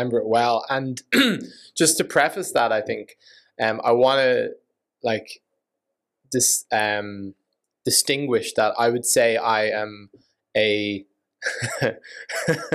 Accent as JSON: {"language": "English", "country": "Ireland", "tie": "born or raised there", "said": "effectively grew up in Ireland"}